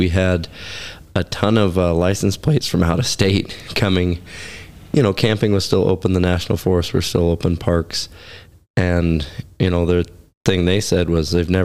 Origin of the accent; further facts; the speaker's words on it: Oregon, United States; also born or lived in Alaska; now in Wyoming, United States; growing up in Oregon